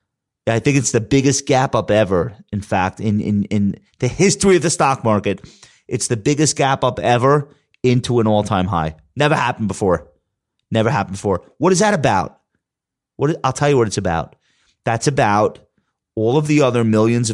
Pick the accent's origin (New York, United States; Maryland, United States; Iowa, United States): New York, United States; Long Island; accent: Long Island; my Long Island accent